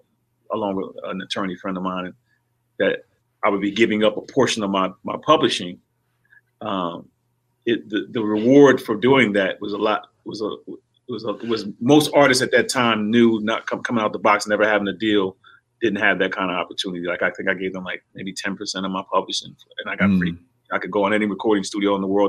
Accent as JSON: {"language": "English", "town": "Hightstown", "region": "New Jersey", "country": "United States", "tie": "born or raised there", "also_born_or_lived": "Houston", "moved": "as an adult", "said": "I'm from a little town in Jersey called Hikestown."}